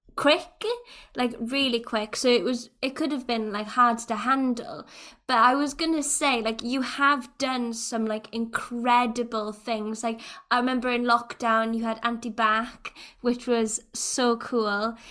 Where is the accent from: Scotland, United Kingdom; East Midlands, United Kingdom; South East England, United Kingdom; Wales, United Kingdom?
Wales, United Kingdom; older generations of Welsh people